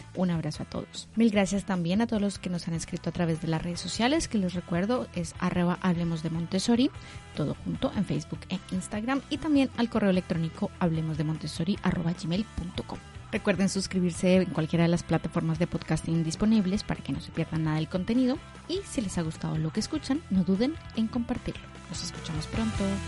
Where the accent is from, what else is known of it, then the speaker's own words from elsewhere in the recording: Colombia; moved away; yo como soy colombiana, yo no utilizo el vos, el, el vosotros